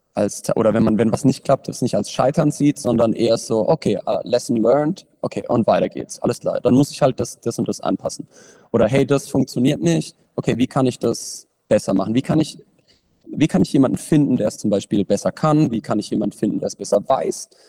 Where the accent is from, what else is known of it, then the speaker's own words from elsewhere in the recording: Bruchsal, Baden-Württemberg, Germany; über den Sportverein, in dem ich trainiert habe, bei uns in Bruchsal